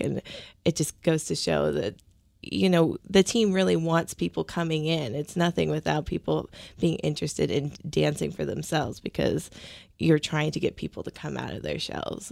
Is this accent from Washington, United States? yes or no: yes; Seattle, Washington, United States; I grew up in Ballard